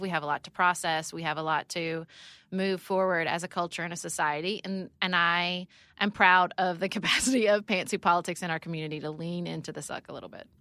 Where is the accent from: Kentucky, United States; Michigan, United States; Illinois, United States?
Kentucky, United States; Paducah; also born or lived in Washington, D.C.; I moved back to Paducah, Kentucky, my hometown